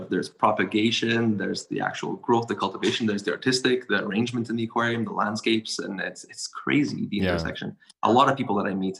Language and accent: English; Montreal, Quebec, Canada; It's a special city.